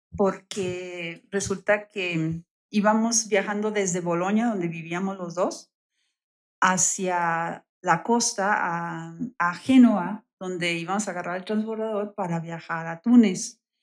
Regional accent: Tijuana, Baja California, Mexico; accent: northern; moved away as an adult; also born or lived in Bologna, Italy / Spain; now in Querétaro, Mexico; soy oriunda de Tijuana, Baja California.

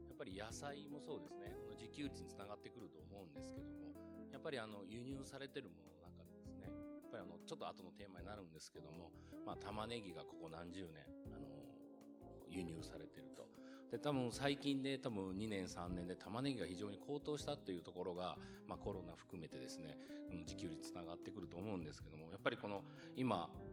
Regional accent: Okayama, Japan; 岡山出身

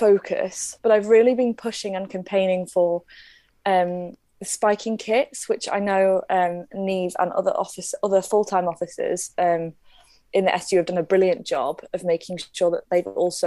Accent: Leeds, Yorkshire and the Humber, United Kingdom; moved away as an adult; now in Belfast, United Kingdom; I originally come from Leeds, which is a bit different.

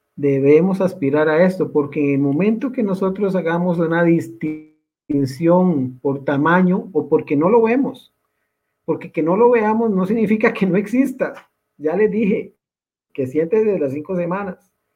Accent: Costa Rica; como somos los costarricenses

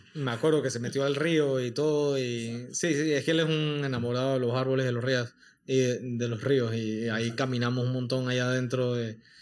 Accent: Panama; los panameños

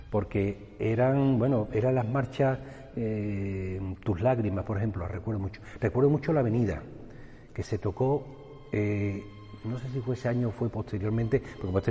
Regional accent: Seville, Andalusia, Spain; now in Heliópolis, Spain; la primera vez que yo salí de Nazareno, mi madre me vistió de nazareno muy temprano. Ya no vivíamos aquí en, Triana, y ya vivíamos en Heliópolis.

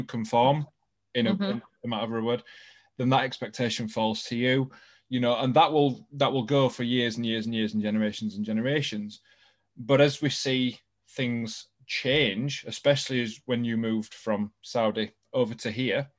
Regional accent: England, United Kingdom; I'm English born and bred

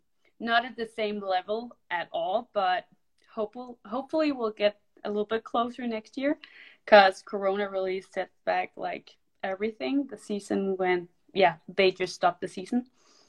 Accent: Denmark; moved away as an adult; I am from Denmark. I am 22 years old, and so I went to the United States last year, 2 years ago, I think

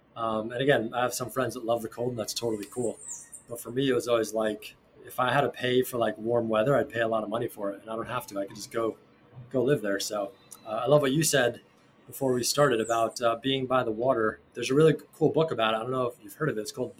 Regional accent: New Jersey, United States; moved away as an adult; also born or lived in New York / New York City; now in Rincon, Puerto Rico; Yeah, so I grew up in the Northeast. I was born in New York. I grew up in New Jersey. And then I went to school at NYU in New York City.

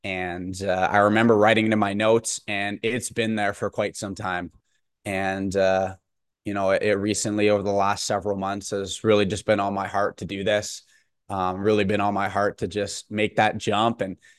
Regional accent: Bonnyville, Alberta, Canada; whether you know me personally from maybe where I grew up in Bonneville or out at school at St. FX

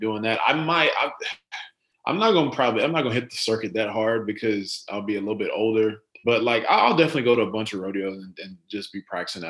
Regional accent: Rockwall, Texas, United States; also born or lived in Garland, Texas / Royse City, Texas; we lived in Rockwall till I was about probably about 13, 14. And then we moved out to Roar City.

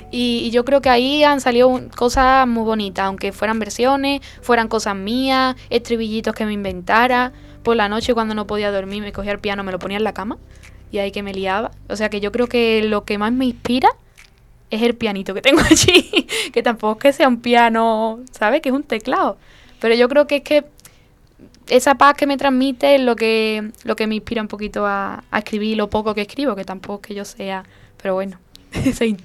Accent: Castilla-La Mancha, Spain; allí en, Castilla-La Mancha. Y, en mi pueblo también hay algunos, algunos conciertos cerrados, eh, en Arbacete, como he dicho, en algunos pueblecitos de Arbacete.

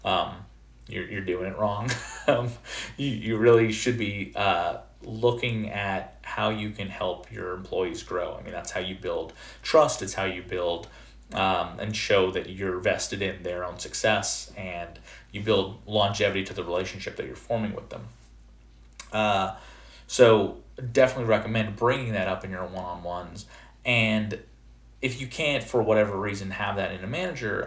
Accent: Canada; moved away; I'm originally from Canada, and in Canada, we have junior kindergarten and then senior kindergarten before going off into first grade. And so I was in junior kindergarten, 4 years old

